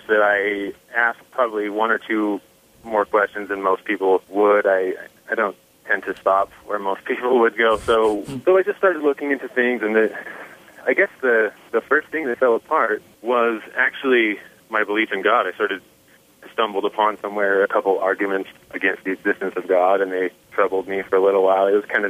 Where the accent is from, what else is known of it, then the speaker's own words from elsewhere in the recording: Utah, United States; almost my entire family and pretty much everyone I know is Mormon. I grew up in Utah, and that's just kind of how it is here.